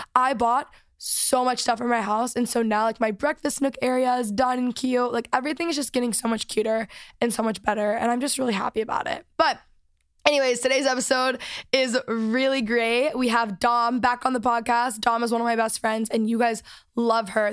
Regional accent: Texas, United States; moved away; I am back from Texas. Last week I was home for the week

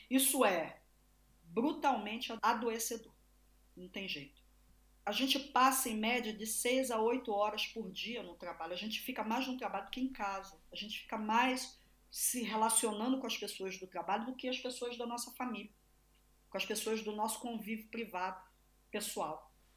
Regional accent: Brazil; sou brasileira, sou latino-americana

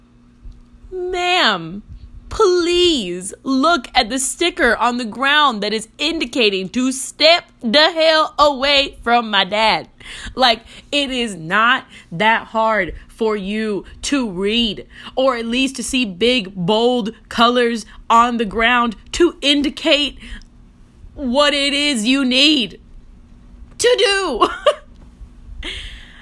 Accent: Miami, Florida, United States; I'm from Florida.

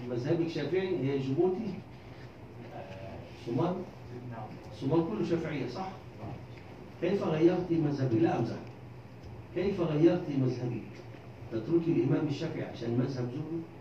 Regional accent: Egypt; أنا أطلب أنا كمصري إفريقي أرفض أن تتزوج أمريكاني من إفريقية كيف تتزوج من قارتي دون إذني

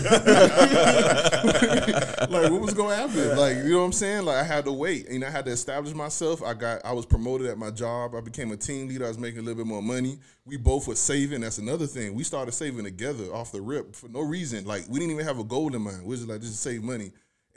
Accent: Miami, Florida, United States; growing up in Miami

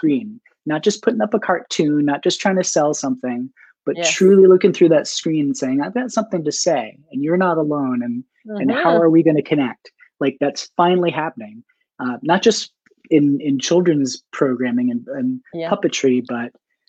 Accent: New Hampshire, United States; now in Baltimore, United States; I'm from Baltimore, originally New Hampshire

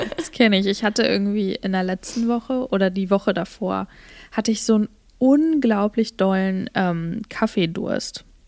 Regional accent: Germany; moved away; bei uns in Deutschland

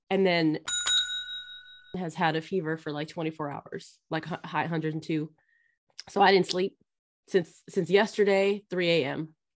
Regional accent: California, United States; moved away as an adult; I grew up in California.

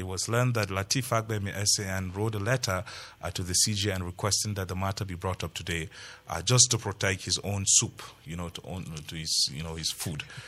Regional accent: Plateau, Nigeria; I'm a Plateau, I'm from Plateau, and I know how our people love to work with their hands

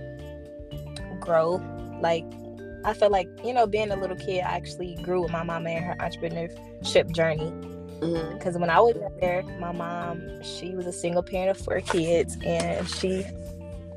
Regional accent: North Carolina, United States; I am from North Carolina

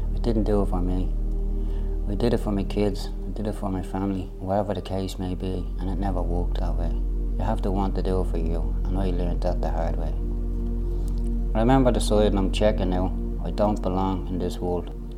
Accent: Dublin, Leinster, Ireland; I came from Ballymun

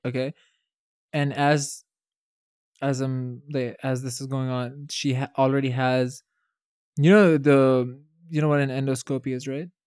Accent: Saudi Arabia; moved away; also born or lived in Palestine; I've been born and raised in Saudi Arabia

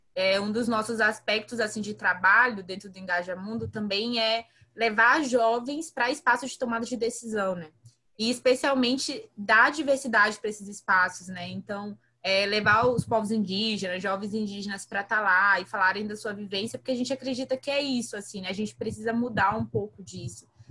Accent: São José de Ribamar, Maranhão, Brazil; Eu sou maranhense, então eu falo de um município chamado São José de Ribamar, que fica no Maranhão

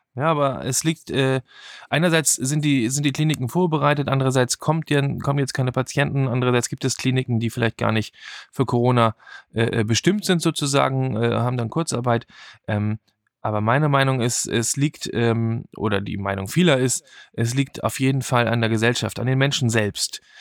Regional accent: Germany; Bei uns in Deutschland

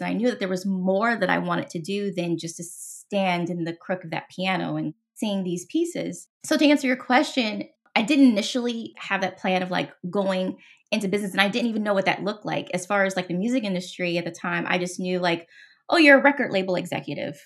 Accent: Los Angeles, California, United States; moved away as an adult; also born or lived in Seattle, Washington; I'm originally from Los Angeles, born and raised

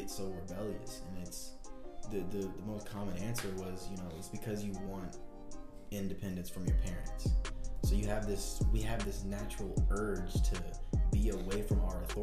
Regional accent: the South, United States; I'm from the South

